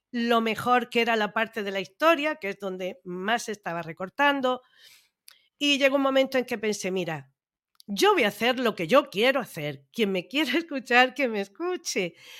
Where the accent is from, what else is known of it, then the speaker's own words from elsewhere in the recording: Andalusia, Spain; yo como andaluza también me ofendo cuando de otras comunidades dicen que es que los andaluces no sabemos hablar